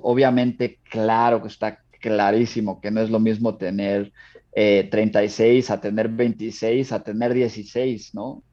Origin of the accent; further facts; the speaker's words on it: Mexico; me fui de México a California